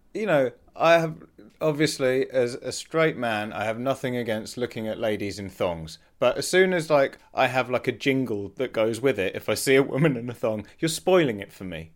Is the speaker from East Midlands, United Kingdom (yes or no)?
yes; Leicester, East Midlands, United Kingdom; I grew up in Leicester and in the nineties